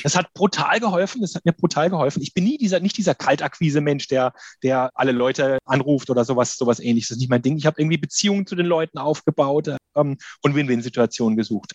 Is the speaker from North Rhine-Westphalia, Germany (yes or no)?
no; Karlsruhe, Baden-Württemberg, Germany; also born or lived in Berlin; ich komme aus Karlsruhe